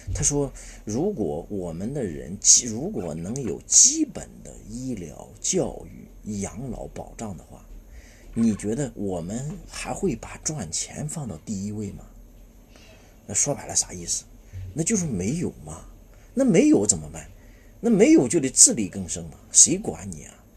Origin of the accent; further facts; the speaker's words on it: China; 我们中国人啊，是先天没有安全感的一个民族